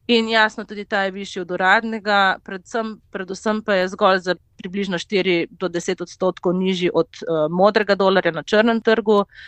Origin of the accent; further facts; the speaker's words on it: Slovenia; sem pač iz Slovenije